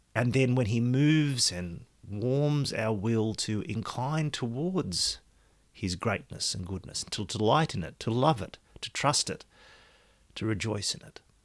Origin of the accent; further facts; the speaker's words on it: Australia; my citizenship is Australian